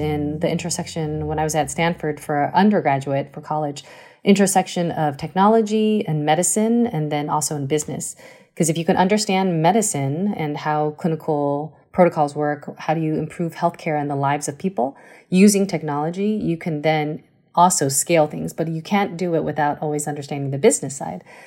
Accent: Taipei, Taiwan; moved away; also born or lived in United States; I grew up in Taiwan, came to the States when I was two, but I went back when I was actually seven again, um, and uh, went through elementary school in Muzha

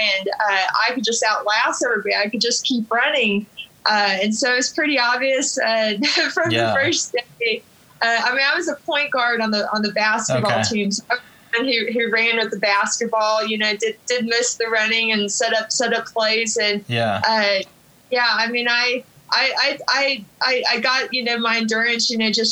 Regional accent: Oklahoma, United States; also born or lived in Norman, Oklahoma / Duncan, Oklahoma / Guthrie, Oklahoma / Mangum, Oklahoma; I grew up in a bunch of small towns around Oklahoma

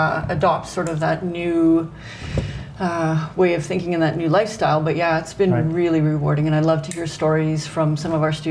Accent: Alberta, Canada; now in Lethbridge, Canada; I grew up in Alberta, and then after my career in the RCMP, which I'll talk about a little bit later, we ended up coming back to Lethbridge. We have family here. And I now teach at the Lethbridge College in the Criminal Justice Program.

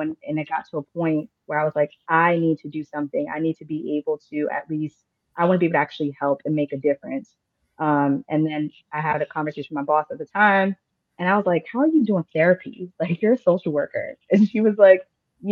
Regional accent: New Jersey, United States; moved away as an adult; also born or lived in Miami, Florida; now in North Carolina, United States; I'm originally from Jersey

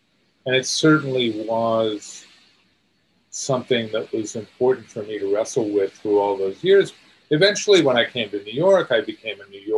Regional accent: India; The racial burden, the historical burden of being an Indian, all of those things were things I felt I had to free myself from somehow.

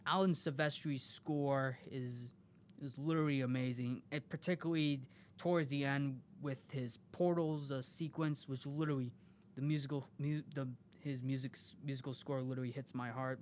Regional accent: Chicago, Illinois, United States; I am from the Chicagoland area

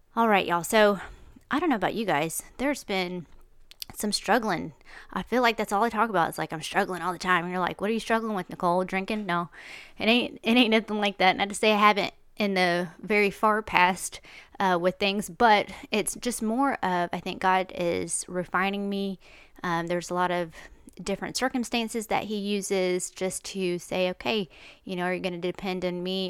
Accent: United States; I was born in America

